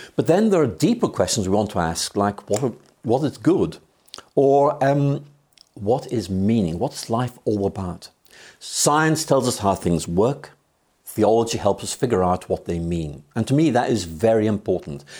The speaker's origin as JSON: {"language": "English", "region": "Northern Ireland", "country": "United Kingdom", "tie": "born or raised there", "moved": "yes", "lives_now": "Oxford, United Kingdom", "said": "I'm from Ireland, yes. I was born there in 1953"}